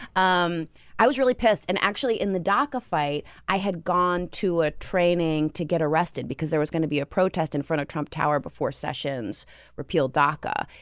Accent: Toms River, New Jersey, United States; I'm from Tom's River

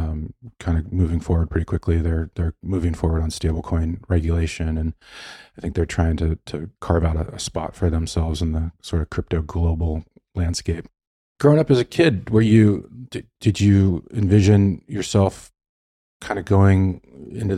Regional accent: Los Angeles, California, United States; I'm from Los Angeles. That's where I am now.

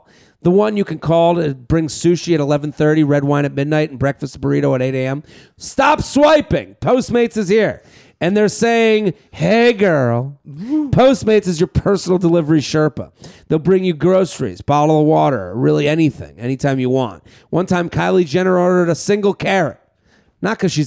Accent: Boston, Massachusetts, United States; we're both from Boston

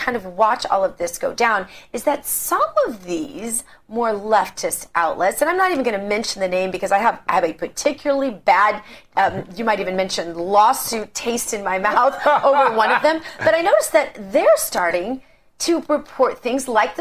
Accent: Missouri, United States; my home state, Missouri

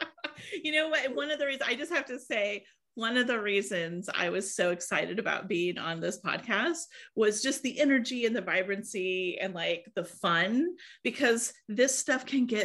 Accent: Iowa, United States; I was born and raised in Iowa

